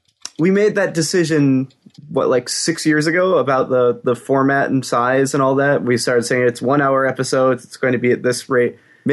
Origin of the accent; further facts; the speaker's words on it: Michigan, United States; I still say I'm from Michigan.